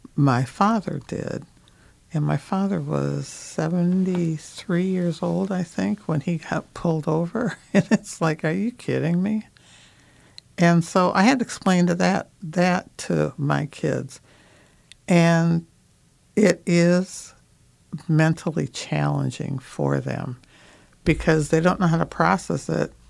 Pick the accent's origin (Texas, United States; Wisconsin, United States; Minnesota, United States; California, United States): Minnesota, United States; I'm from Minnesota